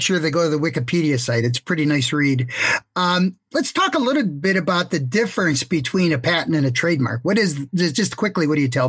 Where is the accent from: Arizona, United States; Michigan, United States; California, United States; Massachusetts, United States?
Michigan, United States; Detroit; born or raised there